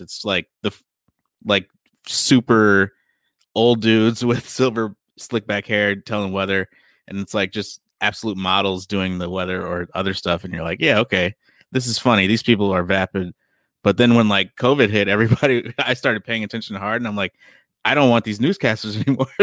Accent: Chicago, Illinois, United States; now in Los Angeles, United States; I'm from Chicago

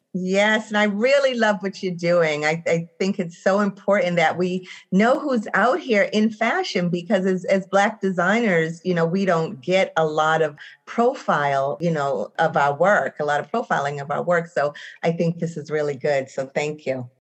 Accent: Boston, Massachusetts, United States; I am from Roxbury, Massachusetts.

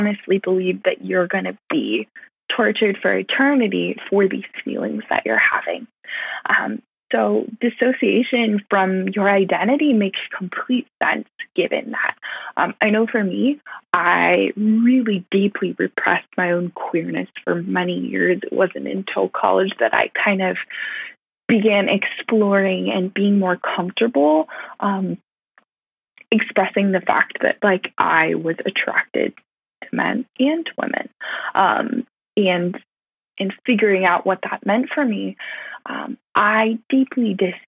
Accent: California, United States; I grew up in California

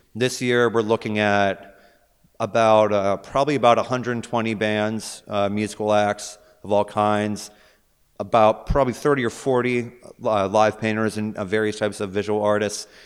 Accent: Pittsburgh, Pennsylvania, United States; moved away as an adult; also born or lived in California / Bay Area; I am originally born and raised in Pittsburgh, but then I, I sort of ventured out

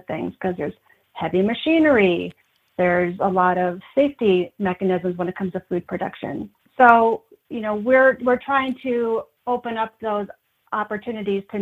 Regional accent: Wisconsin, United States; moved away as an adult; now in Idaho, United States; I'm originally from Wisconsin.

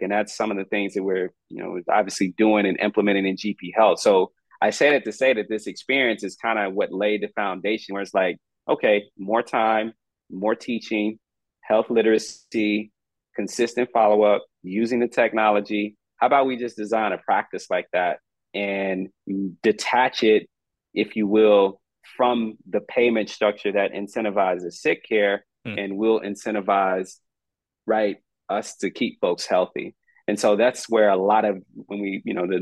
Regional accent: Texas, United States; I got approached by a system here in my home state who kind of offered that opportunity to build out this more, how should I say, holistic, novel delivery care model. And they happened to be the largest system here in Texas

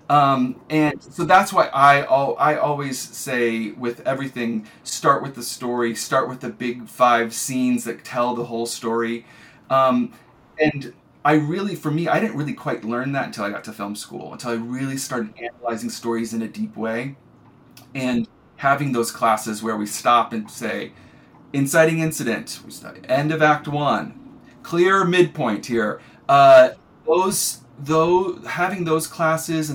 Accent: rural Iowa, United States; moved away; also born or lived in Chicago / Los Angeles; I'm from rural Iowa. I'm not from Chicago at all

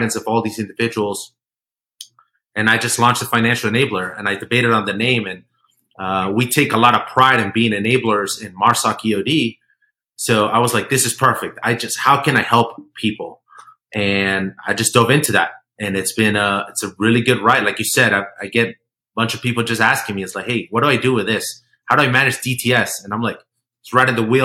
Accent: Colombia; moved away; I was born in Colombia

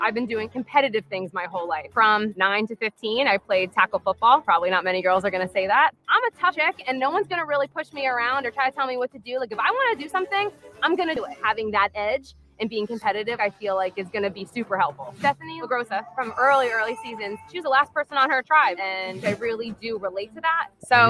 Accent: Asbury Park, New Jersey, United States; I'm a registered dietitian, and I'm from Asbury Park, New Jersey.

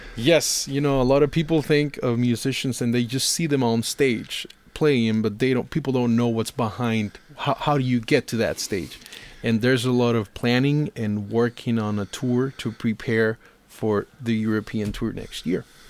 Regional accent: Costa Rica; coming from Costa Rica

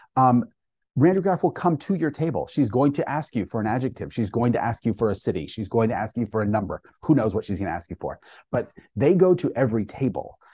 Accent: Maine, United States; I grew up up in Maine

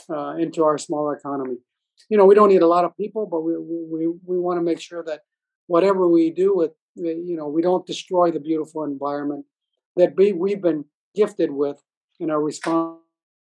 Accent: Palau; our views from Palau

